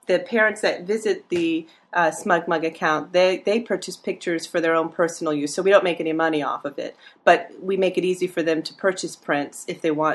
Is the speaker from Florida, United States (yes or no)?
yes; Gainesville, Florida, United States; I have become a professional family and portrait photographer here in my hometown in Gainesville, Florida.